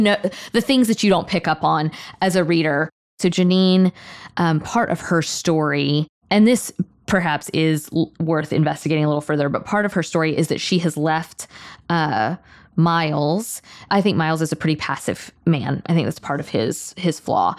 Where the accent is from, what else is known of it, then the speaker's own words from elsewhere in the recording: Tallahassee, Florida, United States; moved away as an adult; now in Thomasville, United States; I grew up in Tallahassee. Now I live in Thomasville